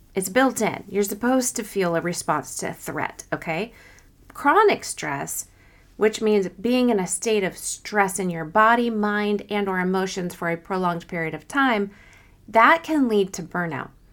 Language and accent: English; Kansas City, Missouri, United States; I'm from Kansas City, Missouri